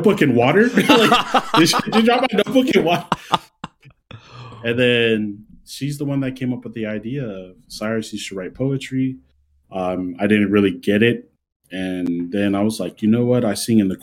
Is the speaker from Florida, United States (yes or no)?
no; Santa Ana, California, United States; also born or lived in Anaheim, California; I'm from Santa Ana, California, like Orange County